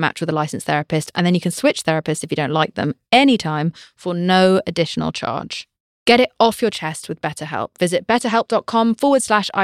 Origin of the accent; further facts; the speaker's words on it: United Kingdom; I'm British